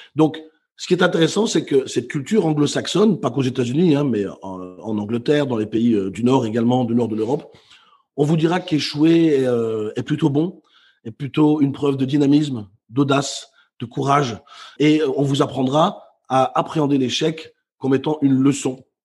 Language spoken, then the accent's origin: French; Brussels, Brussels-Capital Region, Belgium; moved away as an adult; also born or lived in Netherlands; now in Basque Country, France; je suis né à Bruxelles, j'ai quitté ma ville natale à 19 ans pour aller euh, travailler et vivre aux Pays-Bas